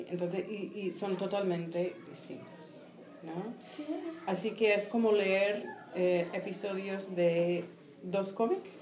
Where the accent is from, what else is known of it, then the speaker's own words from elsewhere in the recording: Iowa City, Iowa, United States; Spanish is a second language; moved away; yo soy de la ciudad de Iowa. Sí, em, que es, un, es una ciudad universitaria bastante pequeña, hay como 80.000 personas por ahí.